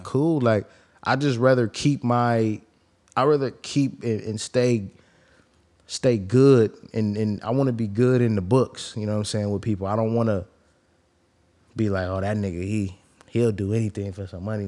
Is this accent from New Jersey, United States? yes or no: no; the Bay Area, California, United States; I'm from the Bay